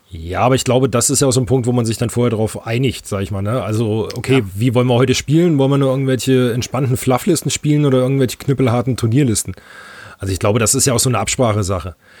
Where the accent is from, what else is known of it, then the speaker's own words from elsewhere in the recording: North Hesse, Germany; als Nordhesser haben wir hier auch die eine oder andere Brauerei